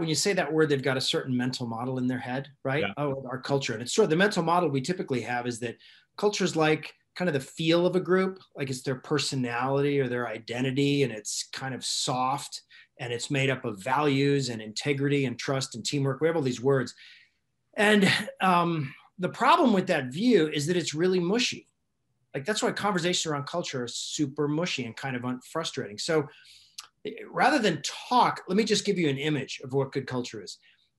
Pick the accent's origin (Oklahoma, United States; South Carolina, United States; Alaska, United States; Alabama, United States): Alaska, United States; I grew up in Alaska And I know what it's like to sort of either get along or not get along with people in where you have challenges, where you have to sort of get through a winter